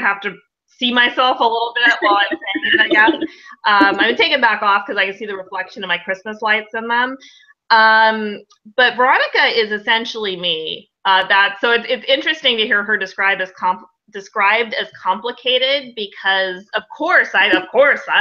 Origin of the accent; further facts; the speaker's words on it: United States; I'm American